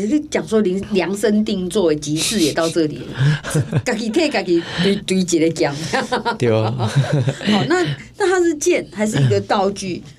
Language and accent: Chinese; Taiwan; 我们是台湾人哎，